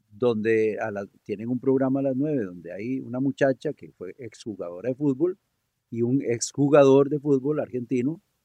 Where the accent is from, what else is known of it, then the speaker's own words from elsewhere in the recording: Costa Rica; buenos ticos